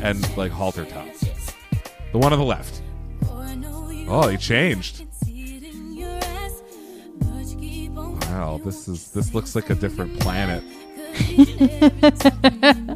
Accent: Pennsylvania, United States; I'm from Pennsylvania

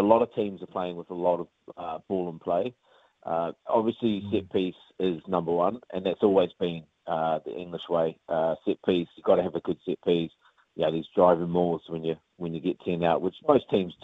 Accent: New Zealand; moved away; being Kiwi

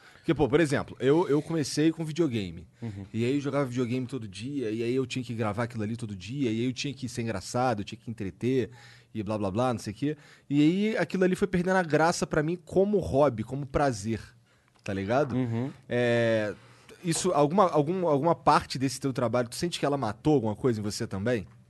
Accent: Rio de Janeiro, Brazil; eu sou carioca

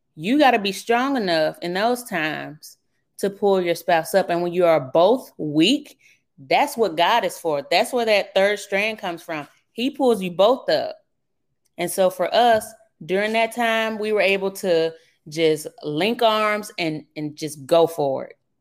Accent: Birmingham, Alabama, United States; accent: southern; moved away; originally, I'm from Birmingham, Alabama. That's where I grew up

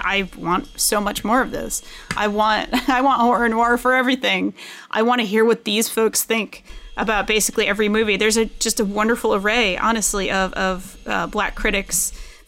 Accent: Rhode Island, United States; accent: Rhode Island; my Rhode Island accent

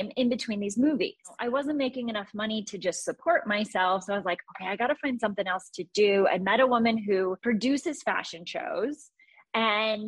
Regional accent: Iowa, United States; moved away as an adult; now in Los Angeles, United States; I grew up in Iowa. So very like small town

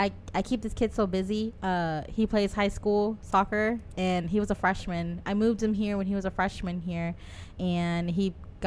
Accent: Dodge City, Kansas, United States; So I'm originally from Dodge City, Kansas.

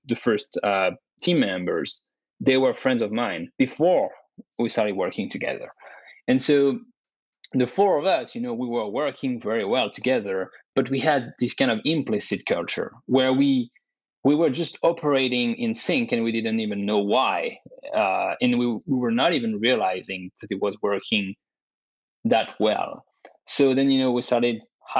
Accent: France; also born or lived in Dubai / Canada; now in United States; I was born and raised in France.

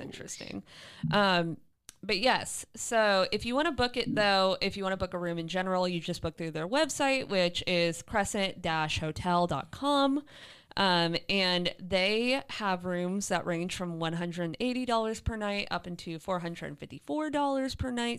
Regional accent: St. Petersburg, Florida, United States; an homage to my hometown, the Don Caesar in Saint Pete, Florida

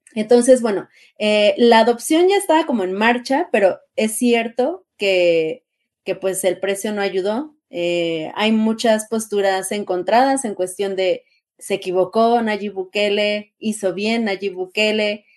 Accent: Mexico

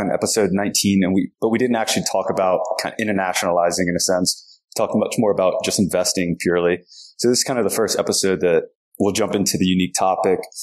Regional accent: United States; I was an American

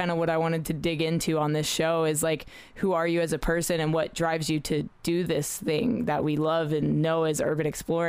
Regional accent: Australia; also born or lived in Middle East; I grew up in the Middle East a little bit and in Australia

